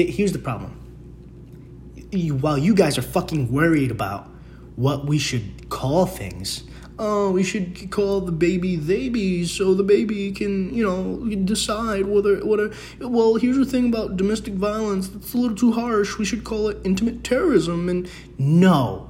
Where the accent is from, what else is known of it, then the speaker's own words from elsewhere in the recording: Bronx, New York, United States; now in Queens, United States; Dude, I came from the Bronx and I was like, oh, it's just the Bronx thing because of the quality of people. Came to Queens.